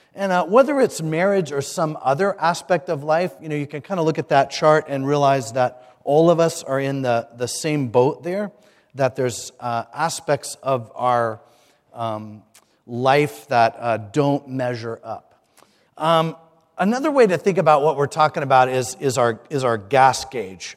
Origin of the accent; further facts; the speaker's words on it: Hampton, Virginia, United States; I'm from Hampton, Virginia